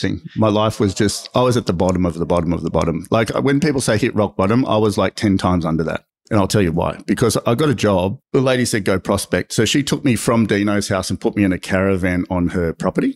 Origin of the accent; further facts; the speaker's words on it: Sydney, New South Wales, Australia; I grew up in Maroubra, surfed